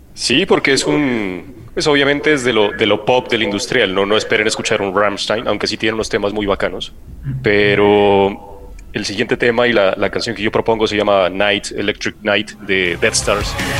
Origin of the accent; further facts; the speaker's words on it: Pasto, Nariño, Colombia; now in Bogotá, Colombia; en mi tierra